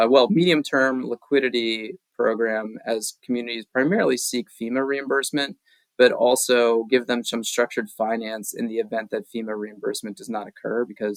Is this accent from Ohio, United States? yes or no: yes; Ohio, United States; moved away as an adult; now in Vermont, United States; I've been in Vermont 6 years. I went to college here, but I am from Ohio originally